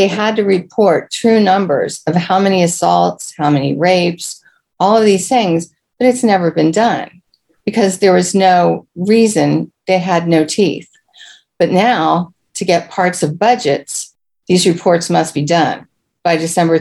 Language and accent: English; Prince George's County, Maryland, United States; Being born and raised in Prince George's County